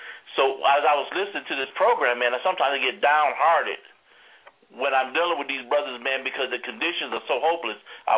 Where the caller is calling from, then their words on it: Greensboro, North Carolina, United States; I'm calling from Greensboro, North Kakalaki.